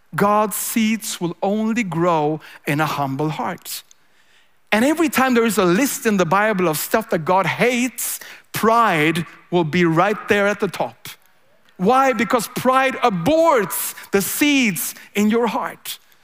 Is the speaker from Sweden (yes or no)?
yes; Sweden; I'm a pastor from Sweden.